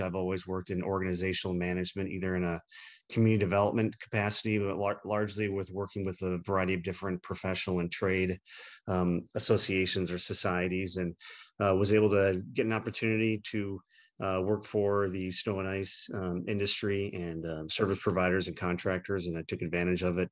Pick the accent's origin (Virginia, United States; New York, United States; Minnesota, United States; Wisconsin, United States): Wisconsin, United States; Milwaukee; my hometown, Milwaukee